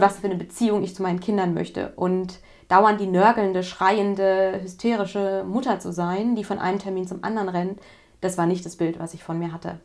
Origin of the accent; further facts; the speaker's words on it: West Germany, Germany; ich komme jetzt aus Westdeutschland